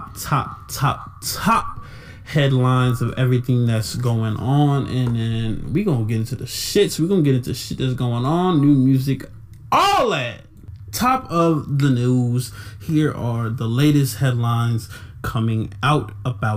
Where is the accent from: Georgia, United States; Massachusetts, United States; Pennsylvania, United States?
Georgia, United States; Atlanta; my home state of Atlanta, Georgia